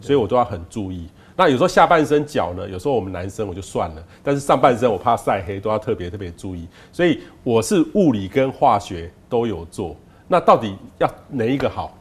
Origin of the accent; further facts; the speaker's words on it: Taiwan; 其实皮肤癌我们台湾人发生的比例是没那么高，